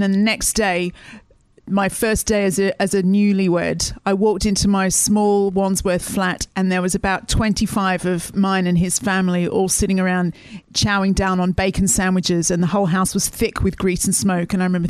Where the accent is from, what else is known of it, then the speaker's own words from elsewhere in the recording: Australia; Yeah, but I don't tan and I can't throw a ball. So I was asked to leave Australia some years ago.